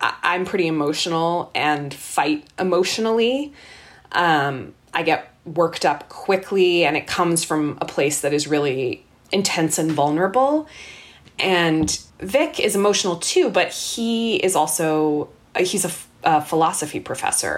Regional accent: Canada; moved away as an adult; now in Boston, United States; we were Canadian. We are Canadian.

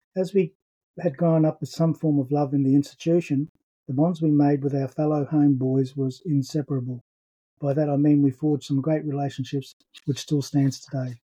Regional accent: Brisbane, Queensland, Australia; I was born in 1960 in Brisbane.

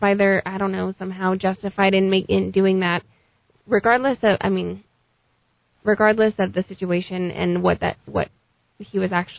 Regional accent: Albuquerque, New Mexico, United States; No, we grew up in the South Valley.

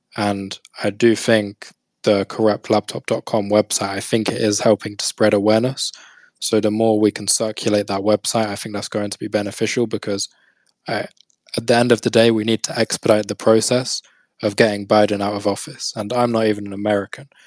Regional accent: United Kingdom; I'm British

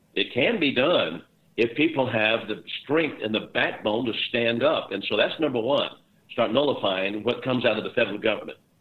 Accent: Texas, United States; my home state where I am now in Texas

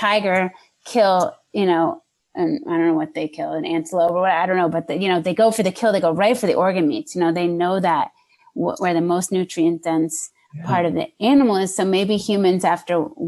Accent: New Hampshire, United States; also born or lived in Massachusetts; now in Los Angeles, United States; born and raised in New Hampshire and then Massachusetts for like 18 years and then landed out here.

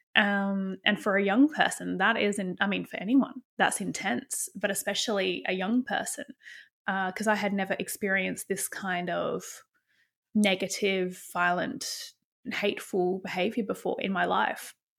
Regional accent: Bunbury, Western Australia, Australia; growing up in Western Australia in a place called Bunbury

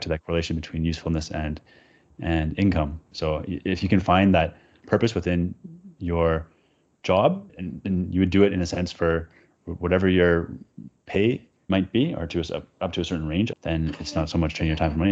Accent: Vancouver, British Columbia, Canada; I grew up in Vancouver, Canada

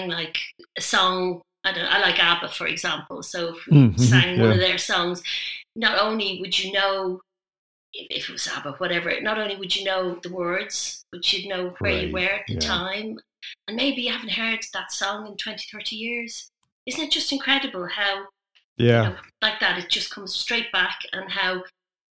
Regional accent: Dublin, Leinster, Ireland; moved away as an adult; now in Midlands, United Kingdom; I'm Irish. I'm originally from Dublin.

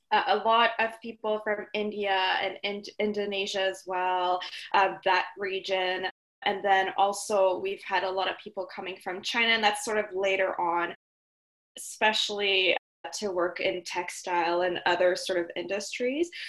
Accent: Mauritius; now in Guelph, Canada; but I come from Mauritius, which, for those who haven't heard of Mauritius, it's a small island east of Madagascar. But I've been living in Canada for 10 years now.

